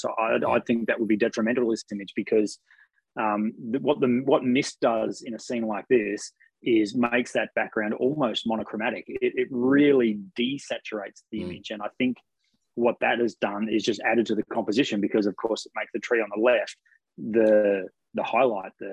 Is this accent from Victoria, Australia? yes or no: yes; Ocean Grove, Victoria, Australia; my hometown in Ocean Grove